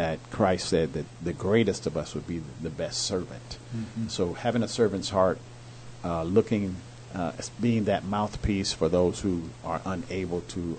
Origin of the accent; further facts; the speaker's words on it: Indianapolis, Indiana, United States; I was born in Indianapolis and grew up there.